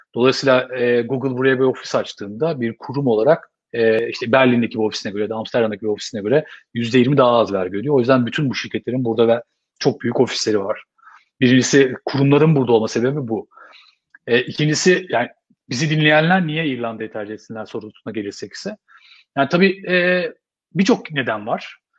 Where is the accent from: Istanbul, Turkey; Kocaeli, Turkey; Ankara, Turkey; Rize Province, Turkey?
Istanbul, Turkey; moved away as an adult; now in Dublin, Ireland; Yani ben otuz üç yaşında geldim, e, Dublin'e. otuz üç sene, e, İstanbul'da yaşadım ben. Yani hani, e, İstanbul dışında yaşama tecrübem yoktu.